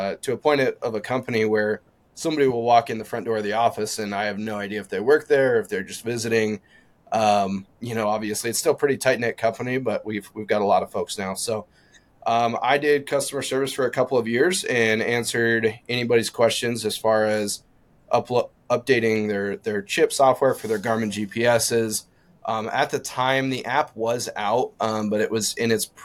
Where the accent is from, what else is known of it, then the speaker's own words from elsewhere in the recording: Eastern Montana, United States; now in Western Montana, United States; I'm originally from Eastern Montana and moved out to Western Montana when I started working for OnX